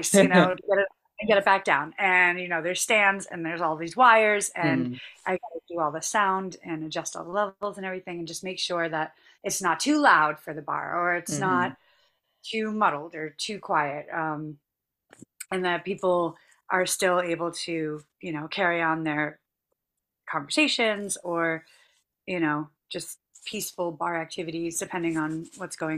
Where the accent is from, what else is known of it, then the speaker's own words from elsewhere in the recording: Boston, Massachusetts, United States; I'm from Boston